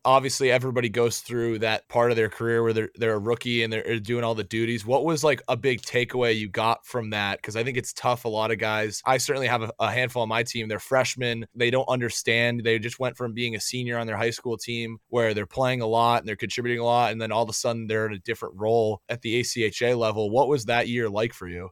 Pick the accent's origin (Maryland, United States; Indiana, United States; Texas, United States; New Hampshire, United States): New Hampshire, United States; growing up in New Hampshire